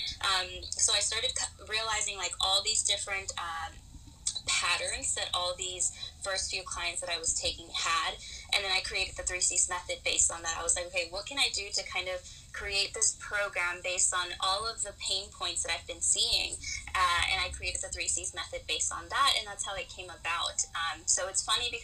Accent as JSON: {"language": "English", "region": "Florida", "country": "United States", "tie": "born or raised there", "also_born_or_lived": "Peru", "moved": "yes", "lives_now": "Colorado, United States", "said": "I was actually born in Peru, but I moved to the U.S. when I was very young. Lived in Florida most of my life, and now I am in Colorado"}